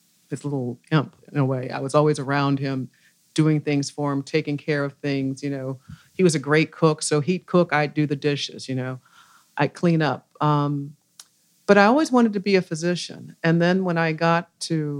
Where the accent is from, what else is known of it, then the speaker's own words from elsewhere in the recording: Louisville, Kentucky, United States; I was raised here in Louisville, Kentucky, born here, raised here, went to school here